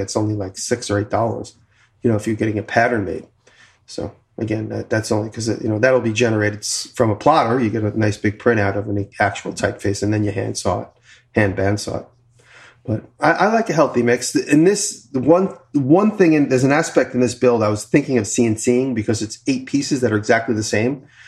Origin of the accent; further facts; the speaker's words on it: Long Island, New York, United States; moved away; I'm from Long Island